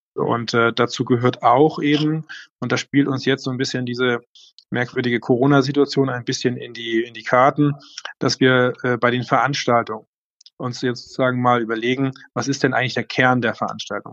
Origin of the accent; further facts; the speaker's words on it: Leck, Schleswig-Holstein, Germany; moved away as an adult; now in Eckernförde, Germany; meine Heimatgemeinde Leck